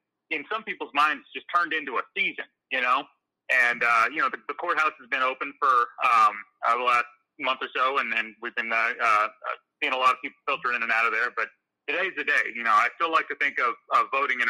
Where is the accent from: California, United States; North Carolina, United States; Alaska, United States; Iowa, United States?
Iowa, United States; being the prosecuting attorney for my hometown, the town I grew up